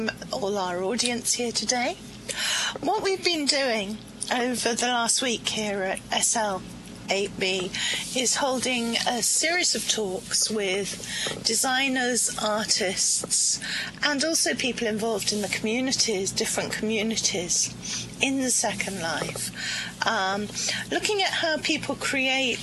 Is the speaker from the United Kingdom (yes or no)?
yes; United Kingdom; as a Brit, having grown up with Doctor Who all my life